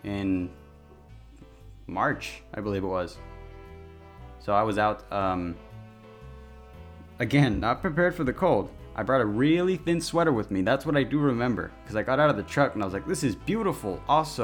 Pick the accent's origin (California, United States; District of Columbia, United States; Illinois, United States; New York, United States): California, United States; I'm from California. Rain is a rare commodity out here